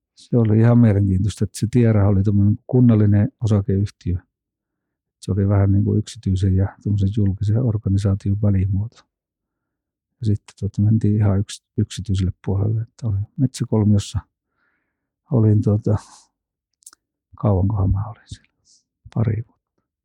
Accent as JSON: {"language": "Finnish", "town": "Kinnula", "region": "Central Finland", "country": "Finland", "tie": "born or raised there", "said": "mä oon Kinnolasta kotoisin."}